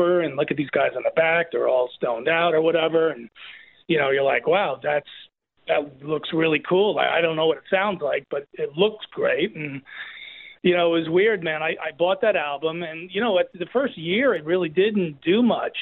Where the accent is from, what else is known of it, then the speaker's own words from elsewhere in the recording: New Jersey, United States; also born or lived in New York; I grew up in Jersey